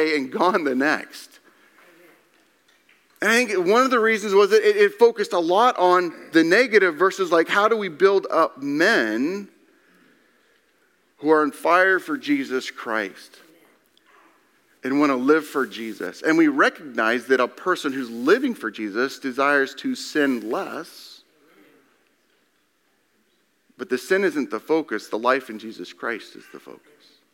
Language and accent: English; Nebraska, United States; I'm from Nebraska.